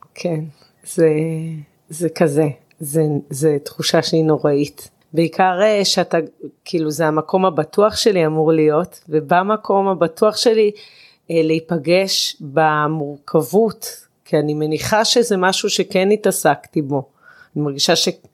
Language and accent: Hebrew; Israel; אני גדלתי בקיבוץ והחברה היא מאוד מצומצמת